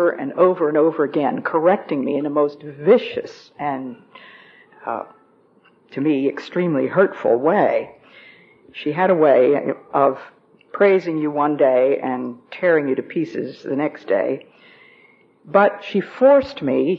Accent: New Jersey, United States; also born or lived in Philadelphia, Pennsylvania; Then when we moved from Philadelphia to New Jersey, it was between the fourth and fifth grade.

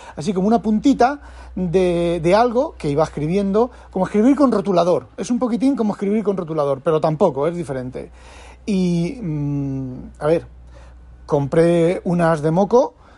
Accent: Spain; yo soy español, escribo en español

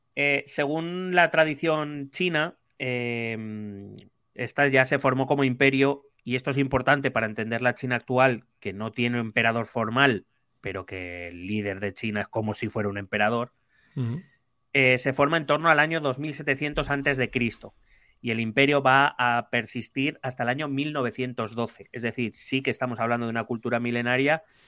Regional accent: Spain; soy español

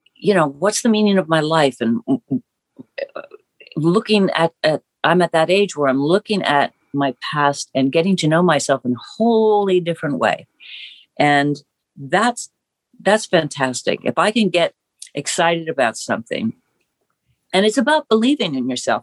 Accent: Ohio, United States; growing up in Ohio

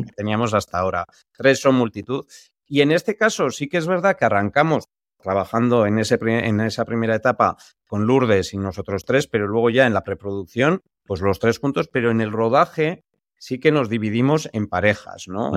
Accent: San Sebastián, Basque Country, Spain; nosotros que somos de San Sebastián

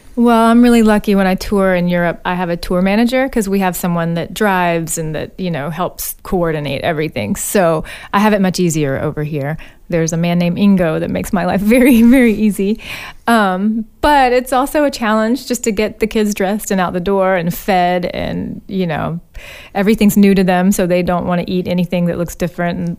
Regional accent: Birmingham, Alabama, United States; also born or lived in Nebraska; now in California, United States; I moved back to my hometown, Birmingham, Alabama

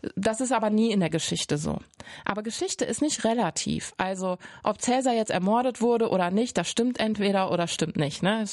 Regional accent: Cologne, North Rhine-Westphalia, Germany; ich komme aus Köln

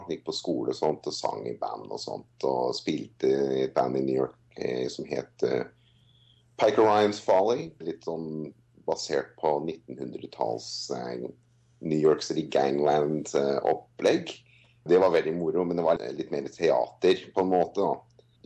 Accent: Norway; now in Australia; Nei, altså jeg har eh, holdt på der eh, som soloartist siden 2003. Varmet opp for … 2004. Og jeg har spilt både her og der, litt mest i Oslo

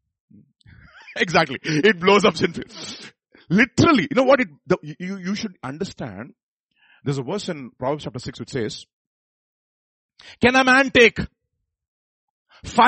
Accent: Visakhapatnam, Andhra Pradesh, India; I'm from Visakhapatnam. So, Andhra.

